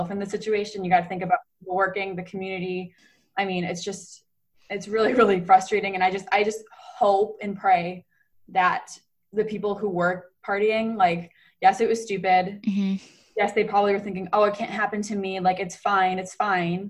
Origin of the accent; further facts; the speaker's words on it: Rochester, New York, United States; moved away as an adult; now in South Bend, United States; we're from Rochester